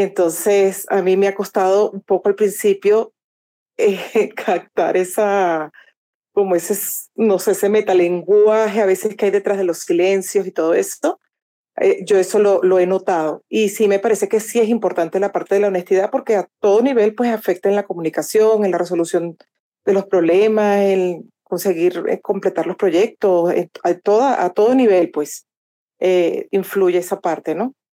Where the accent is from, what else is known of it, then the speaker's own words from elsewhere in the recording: Venezuela; moved away as an adult; now in Colombia; soy de Venezuela y mm, pues me mudé aquí a Colombia hace algunos años.